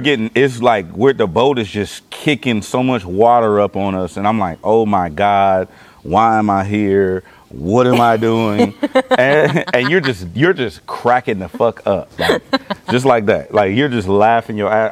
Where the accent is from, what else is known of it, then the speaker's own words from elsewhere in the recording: Los Angeles, California, United States; I'm from the East Side in L.A.